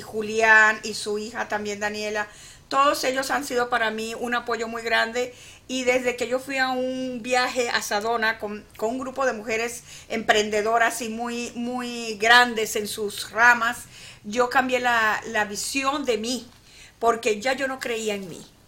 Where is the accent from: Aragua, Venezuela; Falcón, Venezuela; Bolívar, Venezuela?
Falcón, Venezuela; San Luis; moved away; yo soy de San Luis, Estado Falcón, Venezuela, un pueblito